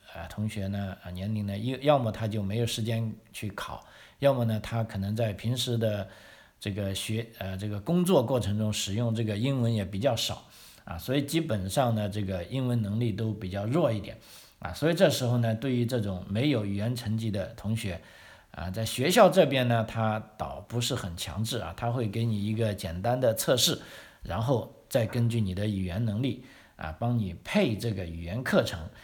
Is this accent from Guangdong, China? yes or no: yes; Guangdong, China; also born or lived in Sydney, Australia / Melbourne, Australia; now in South Australia, Australia; 我们广东人喜欢吃苦瓜